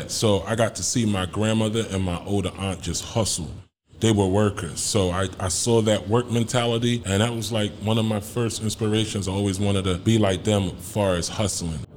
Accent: Ghana; now in United States; I'm Ghanaian. Both my parents are from Ghana, so yeah, I'm Ghanaian, man.

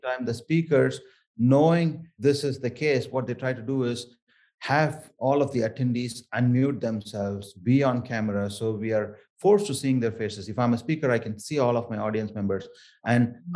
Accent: Chennai, Tamil Nadu, India; accent: thick South Indian; first language Tamil; English is a second language; moved away; I grew up in um, Chennai and um, areas around Chennai. This is from the southernmost of India, uh, from a state called Tamil Nadu, and um, Tamil is my native

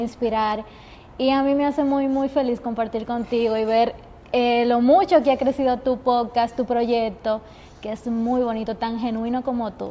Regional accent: Jarabacoa, La Vega, Dominican Republic; moved away as an adult; now in Santiago, Dominican Republic; tener que salir de mi pueblo por estudiar comunicación

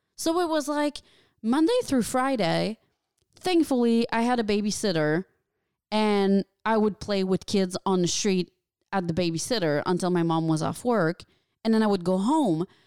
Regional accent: small town near Valleyfield, Quebec, Canada; moved away as an adult; now in Los Angeles, United States; there's my hometown, which is, like, what, forty thousand people

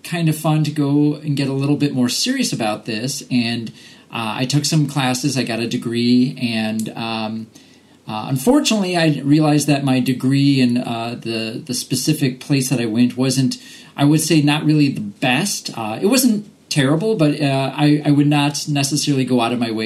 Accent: Chicago, Illinois, United States; moved away as an adult; now in Wisconsin, United States; I grew up in Chicago

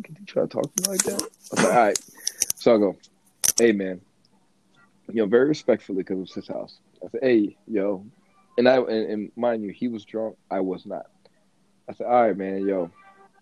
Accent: the South, United States; I'm from the South

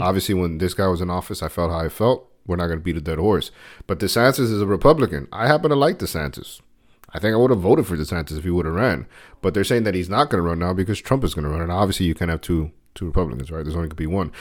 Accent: United States; I love being an American

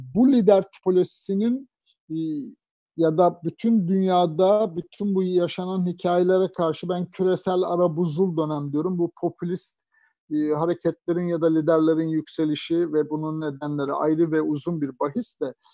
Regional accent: Anatolia, Turkey; also born or lived in Ankara; now in Istanbul, Turkey; Yani ben de Anadolu'da bir terzi babanın çocuğuyum.

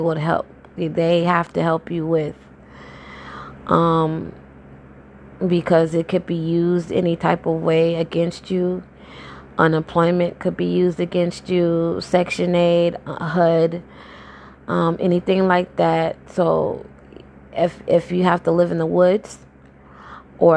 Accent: Jacksonville, Florida, United States; moved away as an adult; now in Tampa, United States; I reside in Tampa right now, Tampa, Florida. But I'm born and raised in Jacksonville, Florida

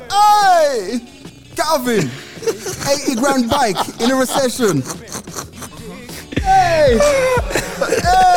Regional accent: Jamaica; I'm Jamaican

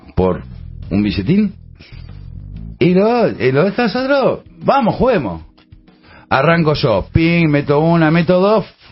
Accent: Buenos Aires, Argentina; cuando yo era pibe, en los fichines, vos tenías los lugares... ¿Dónde? En Buenos Aires

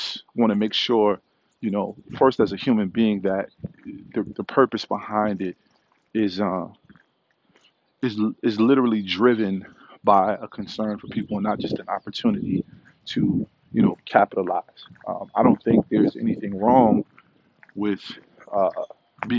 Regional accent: New York City, New York, United States; Growing up in the Park Hill area of Staten Island

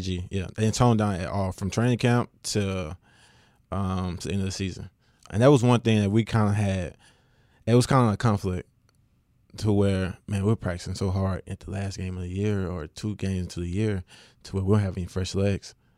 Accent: West Monroe, Louisiana, United States; I am from West Monroe

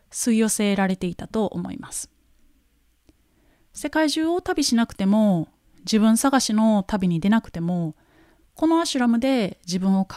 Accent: Japan; 私はなんて素晴らしい国に生まれたんだろうかと

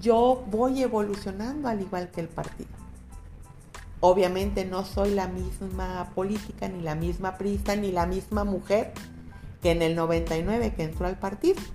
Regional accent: Guadalajara, Jalisco, Mexico; soy nacida en San Juan de Dios, en un hospital que era el Vázquez Arroyo y ahorita ya, ya no existe, pero soy de la cuna de Tapatía, he vivido siempre en Guadalajara

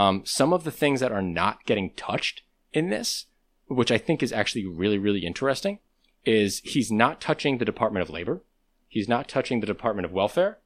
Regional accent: United States; I'm American

